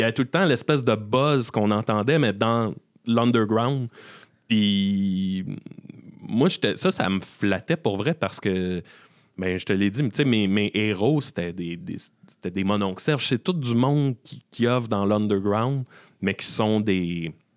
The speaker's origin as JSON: {"language": "French", "town": "Salaberry-de-Valleyfield", "region": "Quebec", "country": "Canada", "tie": "born or raised there", "also_born_or_lived": "Sherbrooke", "moved": "as an adult", "lives_now": "Montreal, Canada", "said": "après le cégep, j'ai quitté Valleyfield"}